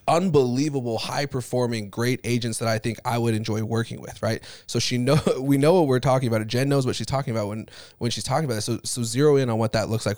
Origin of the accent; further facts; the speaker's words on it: Utah, United States; I grew up in Utah